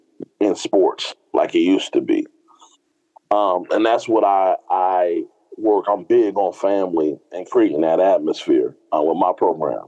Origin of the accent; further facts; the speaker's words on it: Dayton, Ohio, United States; also born or lived in Akron, Ohio; I'm from Ohio, the birthplace of football. Went to Chaminade Julian Catholic High School in Dayton, Ohio